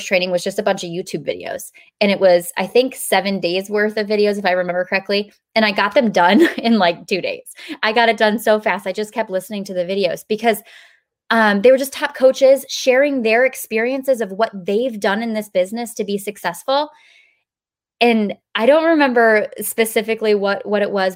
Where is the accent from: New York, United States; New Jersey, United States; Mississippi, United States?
New York, United States; also born or lived in Pennsylvania; now in South Carolina, United States; We were living in South Carolina, but I'm from New York